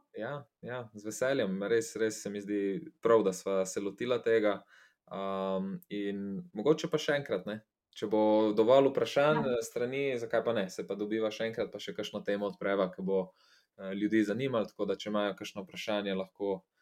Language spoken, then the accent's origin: Slovenian; Slovenia